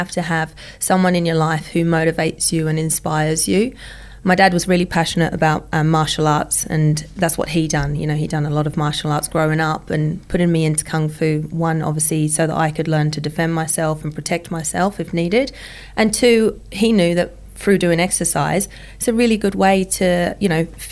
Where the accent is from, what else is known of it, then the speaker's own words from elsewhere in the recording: Essex, East of England, United Kingdom; I grew up in the UK, in Essex, in England, in the country.